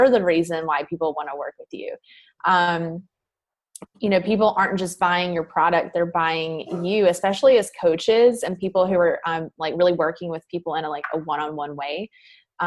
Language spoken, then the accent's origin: English; the South, United States; accent: Southern; I used to be really self-conscious of my accent coming from the South